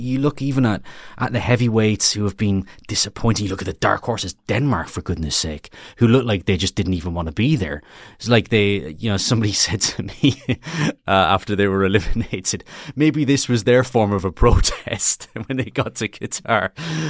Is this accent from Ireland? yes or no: yes; Ireland; I am Irish, after all.